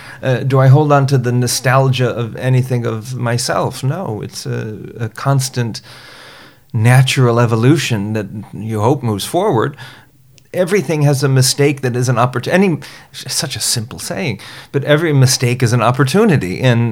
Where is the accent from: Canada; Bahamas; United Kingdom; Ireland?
Bahamas; New Providence; also born or lived in Chicago / Florida; I was born outside of Chicago and grew up in the Bahamas and lived in Florida for a bit.